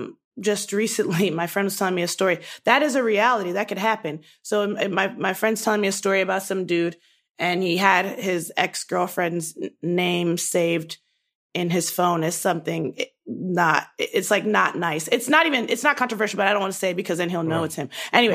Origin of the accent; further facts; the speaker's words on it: Nigeria; I'm a Black woman who is proud to be Black. I'm a Nigerian woman who is proud to be Nigerian.